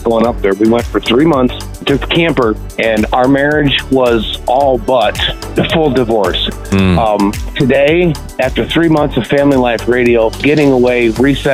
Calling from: Ohio, United States; I'm calling from Ohio

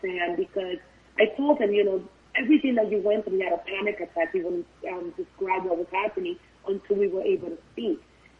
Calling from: North Miami Beach, Florida, United States; I am actually calling from North Miami Beach.

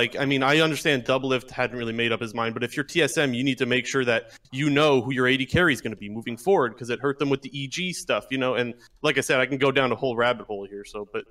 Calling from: Ontario, Canada; Ontario, Canada.

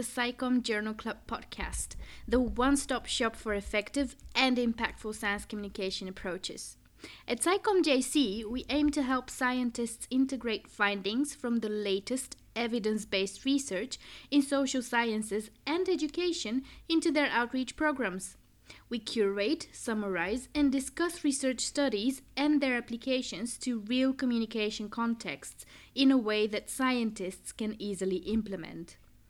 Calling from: Brussels, Brussels-Capital Region, Belgium; I'm joining from Brussels.

